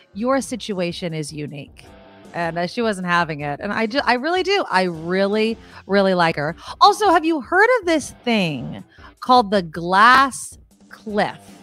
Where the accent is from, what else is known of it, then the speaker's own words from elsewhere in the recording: San Jose, California, United States; here in my hometown of San Jose